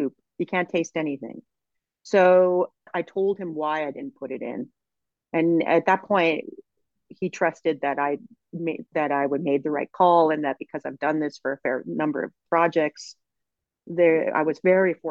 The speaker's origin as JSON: {"language": "English", "town": "Edmonton", "region": "Alberta", "country": "Canada", "tie": "born or raised there", "also_born_or_lived": "Sherwood Park", "said": "I grew up in Edmonton"}